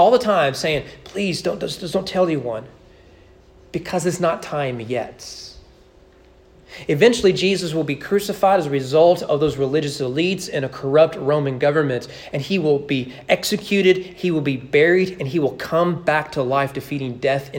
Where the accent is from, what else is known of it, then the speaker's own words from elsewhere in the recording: Kentucky, United States; I grew up in Kentucky